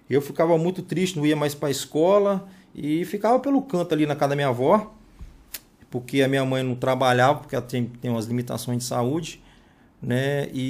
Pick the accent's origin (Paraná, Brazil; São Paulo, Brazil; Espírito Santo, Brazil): Espírito Santo, Brazil; Cariacica; E sou nascido e criado ali no Morro do Meio